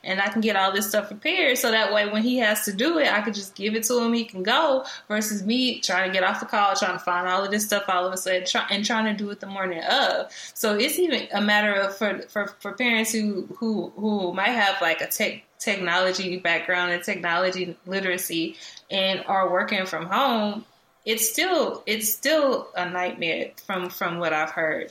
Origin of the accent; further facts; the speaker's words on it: Dallas, Texas, United States; also born or lived in College Station, Texas; I am from Dallas, Texas, Oak Cliff to be exact